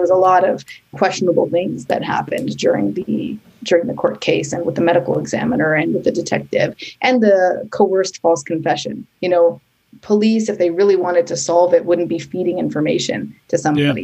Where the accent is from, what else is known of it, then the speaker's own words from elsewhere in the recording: Canada; now in New York City, United States; I am Canadian and I now live in New York City with my husband and son